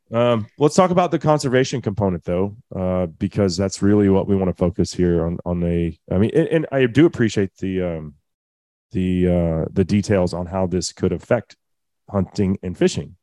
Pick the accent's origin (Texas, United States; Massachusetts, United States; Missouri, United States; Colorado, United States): Texas, United States; as a Texan